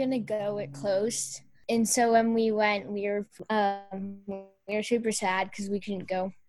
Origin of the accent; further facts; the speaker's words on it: Utah, United States; I'm from Utah